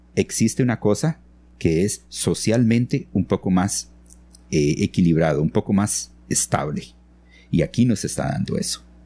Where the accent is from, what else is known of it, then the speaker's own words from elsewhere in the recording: San Vito, Puntarenas, Costa Rica; moved away as an adult; also born or lived in Nicoya / San José; now in Ojochal, Costa Rica; yo nací en Nicoya, eh, crecí en, San Vito, junto a la frontera con, con Panamá